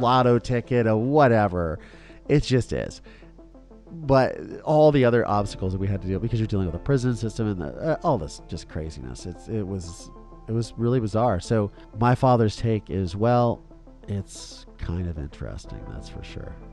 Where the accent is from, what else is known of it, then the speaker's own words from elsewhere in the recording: Philadelphia, Pennsylvania, United States; I was born in Philadelphia, guys. Suburban Philadelphia